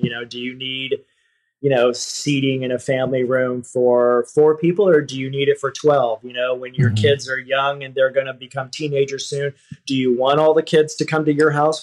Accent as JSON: {"language": "English", "region": "Texas", "country": "United States", "tie": "born or raised there", "moved": "as an adult", "lives_now": "San Francisco, United States", "said": "I grew up in Texas and I moved to San Francisco in my 20s"}